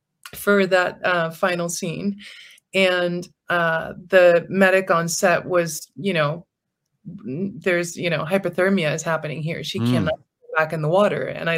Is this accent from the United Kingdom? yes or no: yes; England, United Kingdom; this is my natural I'm English.